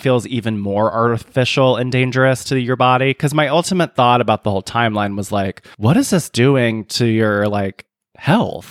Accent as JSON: {"language": "English", "region": "South Carolina", "country": "United States", "tie": "born or raised there", "moved": "yes", "said": "growing up in South Carolina"}